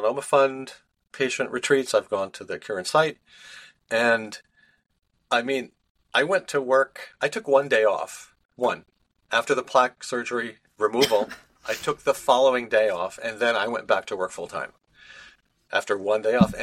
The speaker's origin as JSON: {"language": "English", "town": "Cleveland", "region": "Ohio", "country": "United States", "tie": "born or raised there", "moved": "yes", "lives_now": "New Jersey, United States", "said": "I grew up in Ohio, suburban Cleveland."}